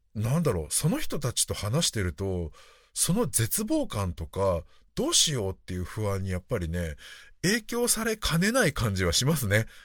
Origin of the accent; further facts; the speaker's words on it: Japan; 私は日本で生まれ育って